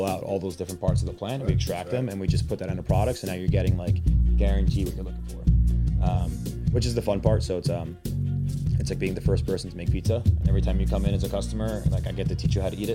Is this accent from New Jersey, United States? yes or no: yes; Ridgefield, New Jersey, United States; My hometown's Richfield in Bergen County, next to Fort Lee